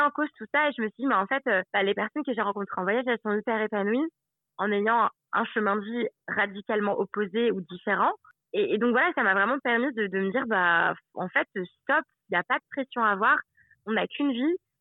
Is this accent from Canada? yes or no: no; Aix-les-Bains, Auvergne-Rhône-Alpes, France; moved away as an adult; also born or lived in Annecy; now in New Zealand; je suis née à Annecy, qui est en Haute-Savoie, et après, j'ai grandi à Aix-les-Bains, qui est en Savoie